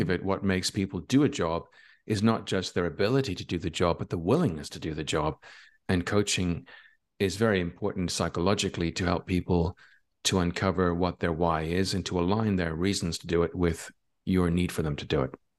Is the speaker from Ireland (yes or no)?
yes; Ireland; now in Barcelona, Spain; I'm from Ireland, but I live in Barcelona in Spain.